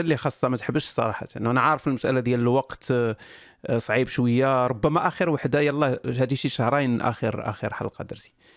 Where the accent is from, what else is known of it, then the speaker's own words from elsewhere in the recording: Morocco; حنا كمغاربه